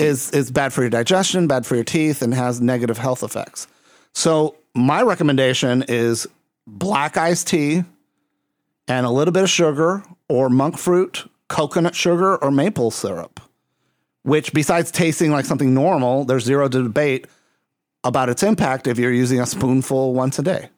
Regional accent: Puerto Rico; I'm coming from Puerto Rico

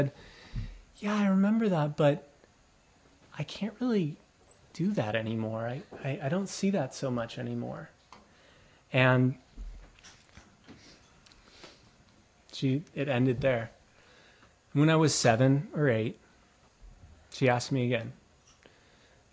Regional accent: Mission Viejo, California, United States; we grew up in Southern Orange County in Mission Viejo

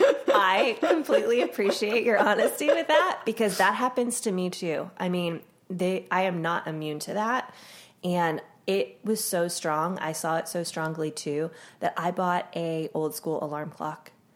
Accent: Pennsylvania, United States; I grew up in Pennsylvania

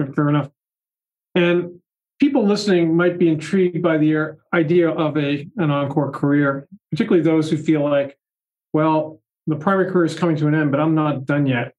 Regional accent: Boston, Massachusetts, United States; I grew up in the Boston area.

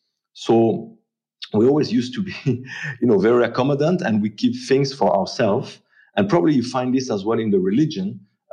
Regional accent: Jura, Switzerland; The region I come from the Jura, we had a problem, is that we knew exactly and perfectly how to make watches, but we didn't know how to sell them.

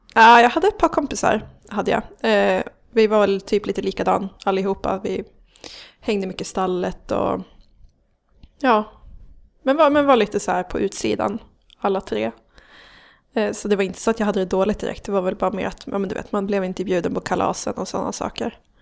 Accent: Gävle, Gävleborg County, Sweden; also born or lived in Hedesunda / Ljusdal; jag har vuxit upp i Gävle

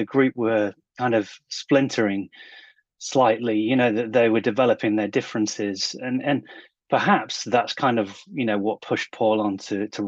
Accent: England, United Kingdom; I grew up in the Britpop era over here in England

